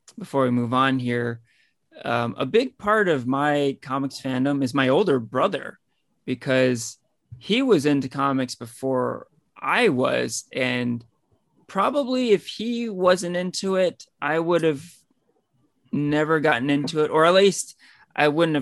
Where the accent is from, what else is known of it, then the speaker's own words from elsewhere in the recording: Danville, California, United States; I grew up in Danville, which is basically right next to San Ramon